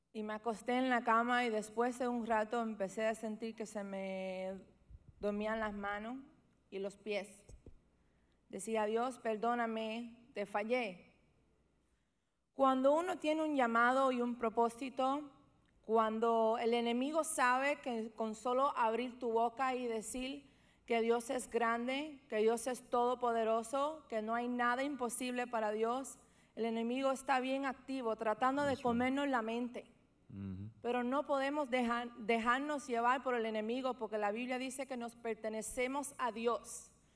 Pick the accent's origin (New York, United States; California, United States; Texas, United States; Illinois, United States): New York, United States; Yo nací en Beth Israel, que es un hospital bien, bien famoso en Nueva York